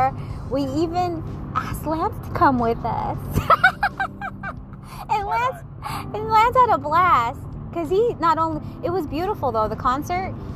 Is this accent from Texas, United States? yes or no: no; Seattle, Washington, United States; grew up in Seattle, Washington, born and raised in Seatown